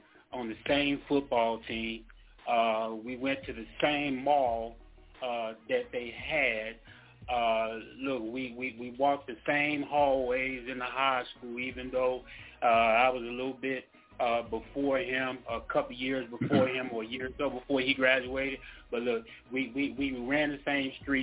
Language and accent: English; Natchez, Mississippi, United States; our hometown, back in Natchez, Mississippi